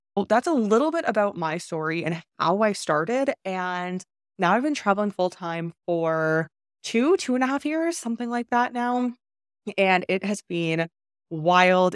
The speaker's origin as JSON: {"language": "English", "country": "Canada", "also_born_or_lived": "China", "moved": "as an adult", "said": "I am from Canada"}